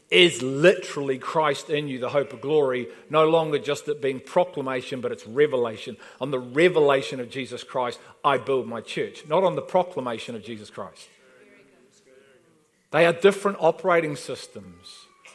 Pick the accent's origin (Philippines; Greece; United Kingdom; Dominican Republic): United Kingdom; Liverpool, North West England; moved away; we've been invited to a party because we're from Liverpool. He said, that's great, you know, we've been here about 4 weeks.